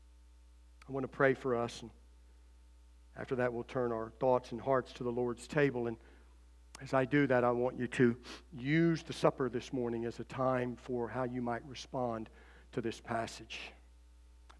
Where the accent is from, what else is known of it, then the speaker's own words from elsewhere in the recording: United States; as American citizens